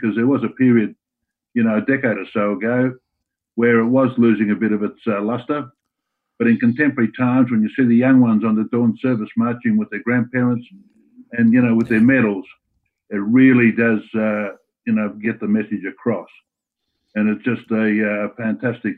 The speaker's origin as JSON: {"language": "English", "country": "Australia", "said": "being Australian"}